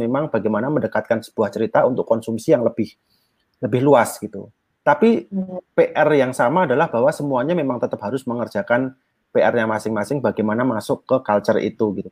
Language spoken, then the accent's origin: Indonesian; Yogyakarta, Special Region of Yogyakarta, Indonesia; saya juga Jawa di Jogja